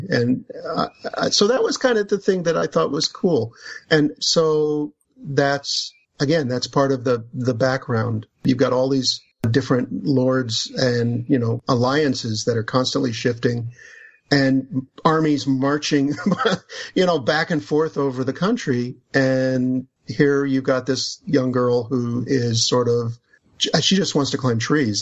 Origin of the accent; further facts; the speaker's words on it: United States; as an American